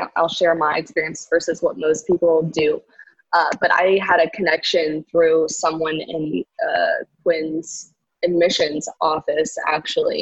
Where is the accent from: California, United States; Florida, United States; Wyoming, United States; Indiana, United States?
Florida, United States; Boca Raton; now in New York City, United States; I'm from South Florida originally. I'm from Boca Raton, which is in between West Palm Beach and Fort Lauderdale.